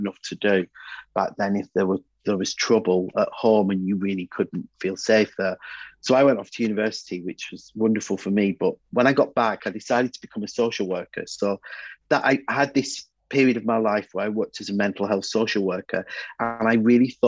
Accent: Bury, North West England, United Kingdom; I come from Bury

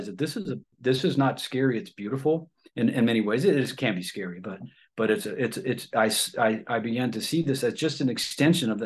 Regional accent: Ohio, United States; moved away; I'm originally from Ohio

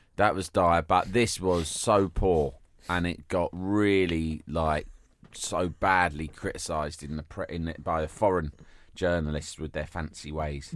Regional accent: London, United Kingdom; growing up in London

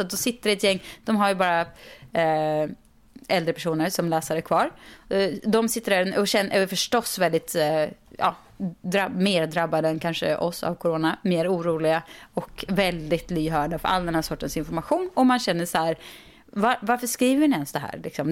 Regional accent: Sweden; also born or lived in California; vi svenskar

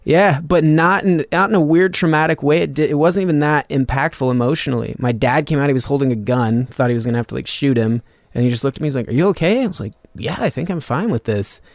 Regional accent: north of Reno, Nevada, United States; moved away; also born or lived in Austin; like fifteen miles north of Reno, Nevada

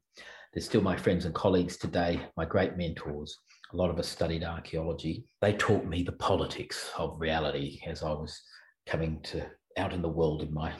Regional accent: North Queensland, Australia; now in Canberra, Australia; And I grew up on the Great Barrier Reef up in the Torres Strait Islands and worked living on five different lighthouse stations.

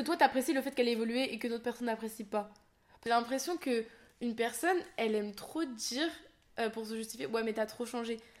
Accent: Seine-Saint-Denis, Île-de-France, France; born or raised there

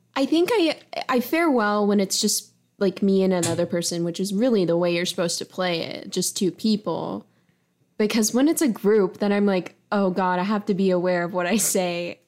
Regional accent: Charlotte, North Carolina, United States; accent: twang; moved away as an adult; also born or lived in Chicago, Illinois / Lockport, Illinois; now in Columbus, United States; there's an insane amount of diversity in Charlotte, North Carolina, where I'm from

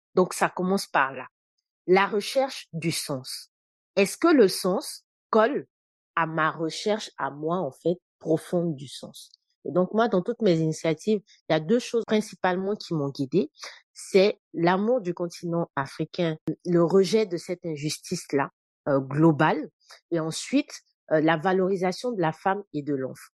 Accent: Côte d’Ivoire; moved away as an adult; also born or lived in Senegal; now in France; Et moi et mes frères, justement, nous naissons en Côte d'Ivoire. Donc, je fais tout mon parcours en fait euh, scolaire jusqu'au bac en fait en Côte d'Ivoire

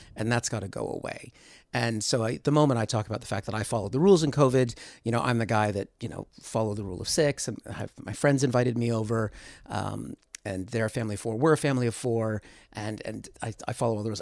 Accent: United States; moved away as an adult; I'm from America, but I've been here for twenty-two years

